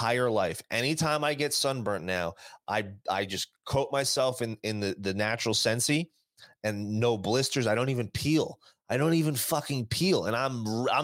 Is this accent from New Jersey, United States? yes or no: yes; New Jersey, United States; moved away as an adult; now in Las Vegas, United States; I've been doing this my entire growing up in Jersey, going to the Jersey Shore.